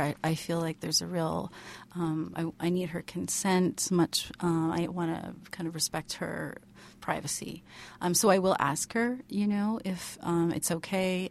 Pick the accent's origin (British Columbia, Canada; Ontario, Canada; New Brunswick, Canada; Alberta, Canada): British Columbia, Canada; Vancouver; moved away as an adult; now in Toronto, Canada; so I grew up in Vancouver, um, kinda outside Vancouver